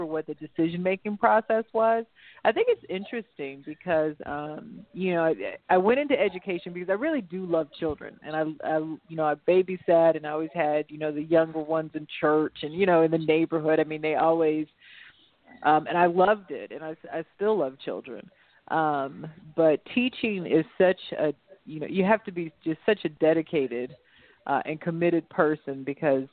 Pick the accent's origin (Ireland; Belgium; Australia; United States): United States; Rock Hill, Missouri; now in Dallas, United States; I was born and raised in a suburb called Rock Hill. It's a suburb of St. Louis